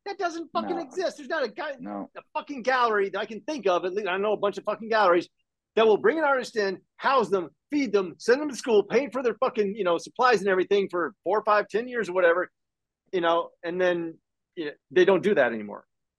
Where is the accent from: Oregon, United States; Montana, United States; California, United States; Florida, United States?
Florida, United States; different characters and stuff from, you know, growing up in Northwest Florida and shit, combining them